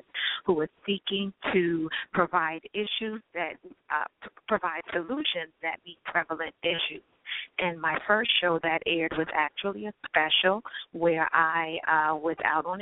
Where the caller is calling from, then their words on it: New York, United States; calling from Brooklyn, New York.